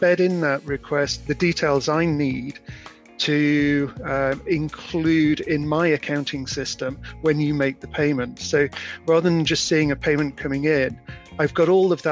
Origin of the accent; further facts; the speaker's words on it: Yorkshire and the Humber, United Kingdom; now in Chester, United Kingdom; I am a Yorkshireman